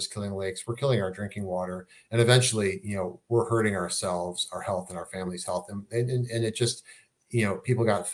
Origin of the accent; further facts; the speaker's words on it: Chicago, Illinois, United States; I'm from Chicago